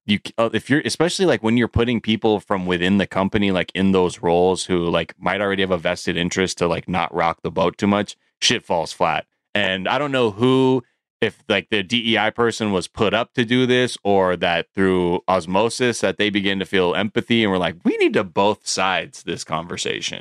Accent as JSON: {"language": "English", "region": "California", "country": "United States", "said": "as a Californian"}